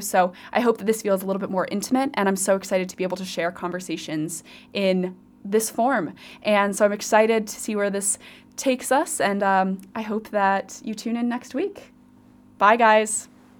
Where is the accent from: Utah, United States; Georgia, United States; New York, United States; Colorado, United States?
Colorado, United States; moved away as an adult; also born or lived in Virginia / Oxford; now in Cardiff, United Kingdom; I am originally from Colorado